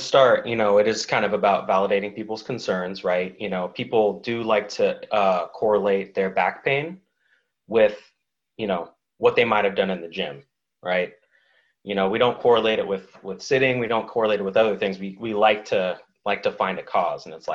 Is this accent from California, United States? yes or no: yes; Oakland, California, United States; also born or lived in New England; now in San Diego, United States; I'm from Oakland